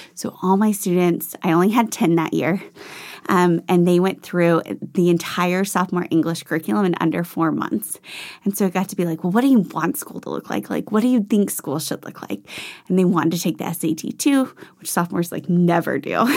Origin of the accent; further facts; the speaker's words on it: Franklin, Tennessee, United States; also born or lived in Washington, D.C.; I grew up in Franklin. I consider myself a Nashville native